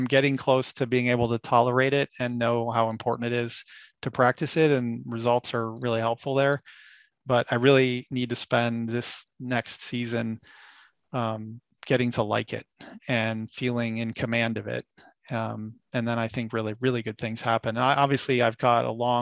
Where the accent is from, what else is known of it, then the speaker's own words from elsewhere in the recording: Florida, United States; moved away; I grew up in Florida.